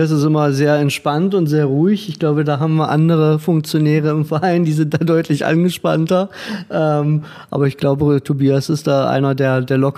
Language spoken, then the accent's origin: German; Magdeburg, Saxony-Anhalt, Germany; now in Heilbronn, Germany; gebürtig aus Magdeburg, {S1} äh, den Magdeburger Fußball oder allgemein den Ostfußball natürlich miterlebt.